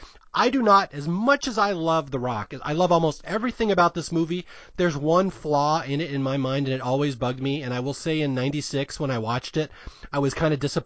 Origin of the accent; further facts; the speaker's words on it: United States; me growing up in Washington in the 70s, 80s, and 90s